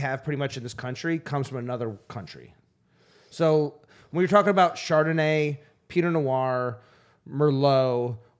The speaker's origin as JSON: {"language": "English", "region": "New York", "country": "United States", "tie": "born or raised there", "said": "I grew up in New York"}